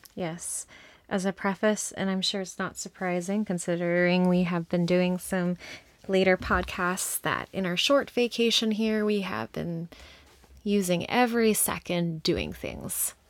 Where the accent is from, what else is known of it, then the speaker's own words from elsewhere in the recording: United States; we're from the U S.